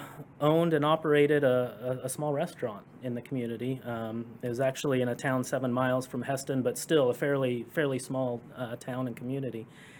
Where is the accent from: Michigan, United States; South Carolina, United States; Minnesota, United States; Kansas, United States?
Kansas, United States; I was born and raised in Kansas. So I'm not just a Jayhawk fan because of where I lived and adopted the local team.